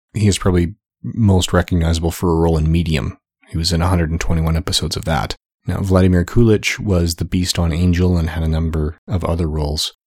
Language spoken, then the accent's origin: English; Canada; as a Canadian myself